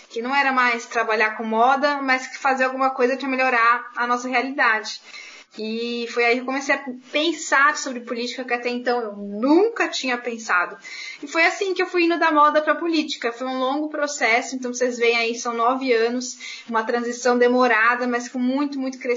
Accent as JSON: {"language": "Portuguese", "region": "São Paulo", "country": "Brazil", "said": "Eu venho da Vila Mazei, um bairro que fica na periferia da Zona Norte aqui da cidade de São Paulo, no distrito do Tucuruvi. Venho de uma família de classe média baixa"}